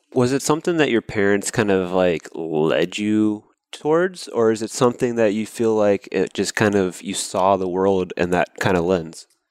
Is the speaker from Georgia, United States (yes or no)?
yes; Georgia, United States; now in San Diego, United States; I grew up in Georgia in the South